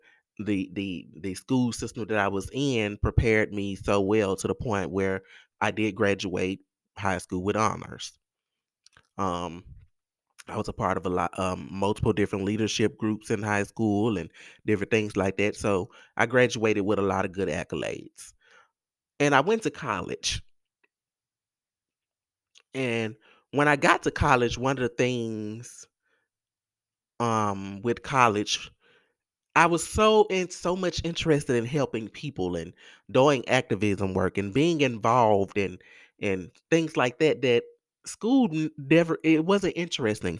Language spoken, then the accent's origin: English; Mississippi Delta, United States; in the Mississippi Delta, in the South, who grew up like me